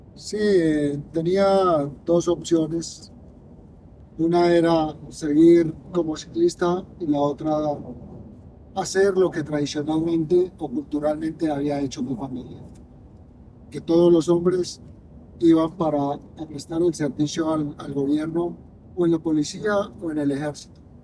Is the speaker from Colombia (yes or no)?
yes; Colombia; mi tierra